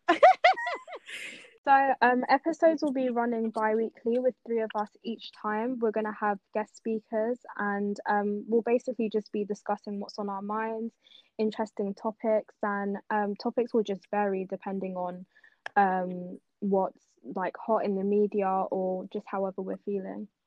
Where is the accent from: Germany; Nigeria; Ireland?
Nigeria; also born or lived in South London; now in London, United Kingdom; I'm originally from Nigeria, but um, I live in South London